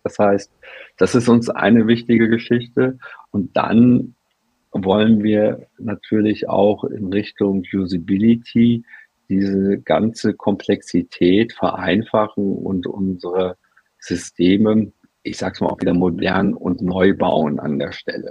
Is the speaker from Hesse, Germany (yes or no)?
yes; Frankfurt, Hesse, Germany; aus meiner Heimatstadt Frankfurt